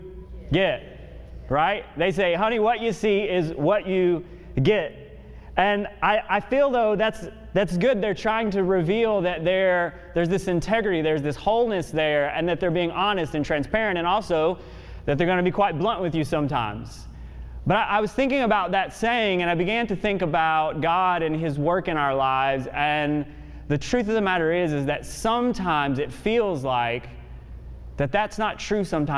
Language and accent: English; the South, United States; I'm from the South, and I got one of those good old Southern moms and good Southern grandmas